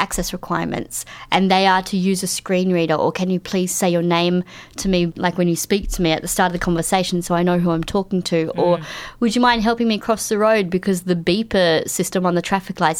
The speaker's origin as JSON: {"language": "English", "region": "Queensland", "country": "Australia", "tie": "born or raised there", "said": "I grew up in Queensland"}